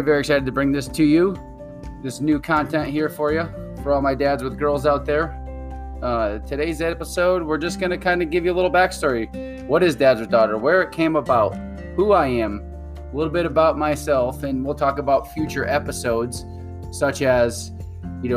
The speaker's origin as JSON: {"language": "English", "area": "New England", "region": "Connecticut", "country": "United States", "tie": "born or raised there", "moved": "as an adult", "lives_now": "Arizona, United States", "said": "born and raised in New England"}